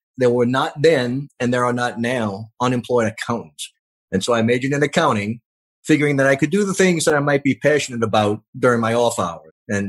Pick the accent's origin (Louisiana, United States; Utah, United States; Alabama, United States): Louisiana, United States; New Orleans; I was born in New Orleans, and I was raised first in the city and then in the suburbs until I went to college. My parents were both New Orleans natives, as were their parents.